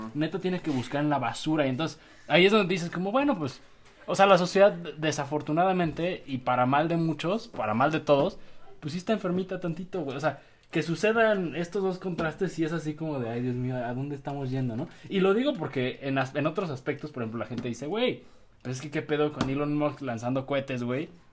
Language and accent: Spanish; Mexico; como mexicanos que somos